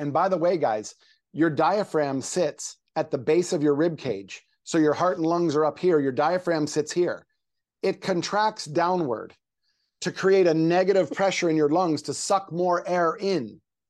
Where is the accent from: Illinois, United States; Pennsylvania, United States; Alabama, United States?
Pennsylvania, United States; Well, I am from Pennsylvania. So yeah, that might be 2-3 days a week, but I'm living in Southern California now.